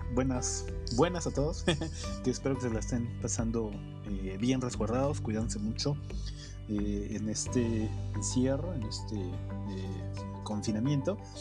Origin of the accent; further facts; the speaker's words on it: Mexico; como mexicano de, los suburbios, de, los lugares de del Oriente